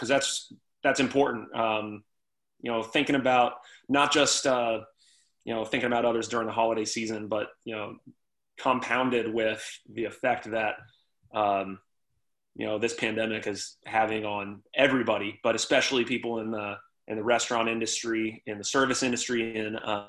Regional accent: Texas, United States; now in Baltimore, United States; like you said, I came from Texas. I had no real ties to this part of the country, this area, or this town.

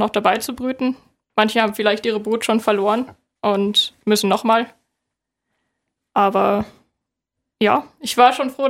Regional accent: Northern Germany, Germany; Ich komme aus Norddeutschland.

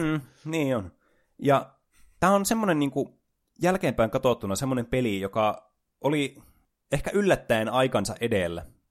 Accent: Oulu, North Ostrobothnia, Finland; täällä Oulussa, missä me juonetaan tätä ohjelmaa, joka niille, jotka eivät tienneet, että olemme oululaisia

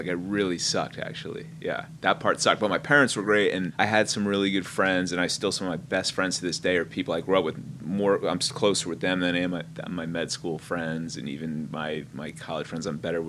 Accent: East Hanover, New Jersey, United States; I grew up in an all-Italian, like, blue-collar Italian town. Like, everyone right off the boat from Sicily.

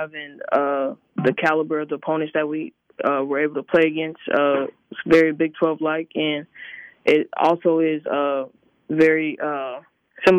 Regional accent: Florida, United States; moved away; I'm from Florida

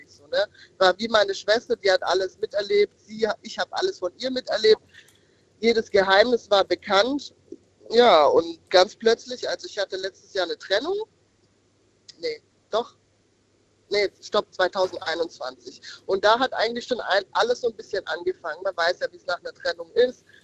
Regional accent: Odenwald, Germany; Ich komme aus dem Odenwald.

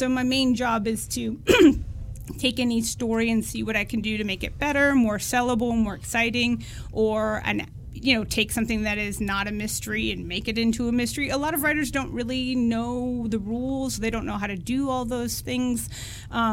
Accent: Eastern Washington, United States; I grew up in Eastern Washington, and when I was in my early 20s, I got sort of headhunted by Amazon to go and work there

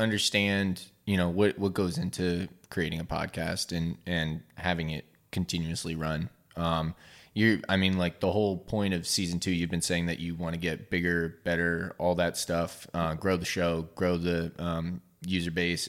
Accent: New Jersey, United States; now in Easton area, United States; Look, I'm from Jersey. It's water. That's how you pronounce it. I also, like, I'm from Crayola country.

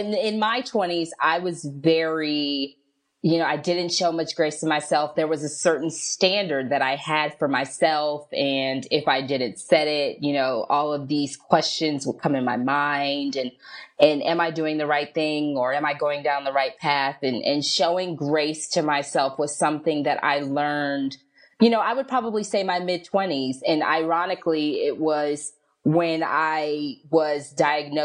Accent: Indianapolis, Indiana, United States; now in Philadelphia area, United States; I'm actually originally from Indianapolis, Indiana, but myself and my family, we relocated to the Pennsylvania, outside of Philadelphia area

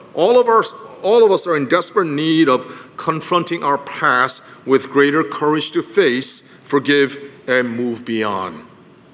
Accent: Philadelphia, Pennsylvania, United States; I'm from Philadelphia

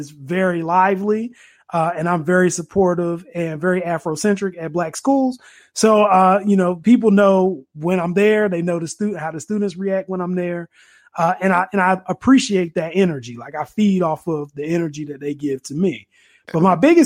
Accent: Durham, North Carolina, United States; growing up in Durham and being very low income

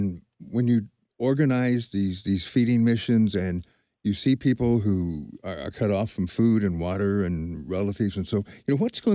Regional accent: United States; as an American Christian

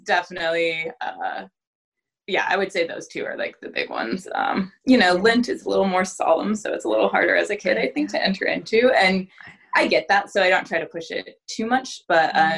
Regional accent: Southern Oregon, United States; now in Tigard, United States; I grew up in Southern Oregon in a very small ranching community.

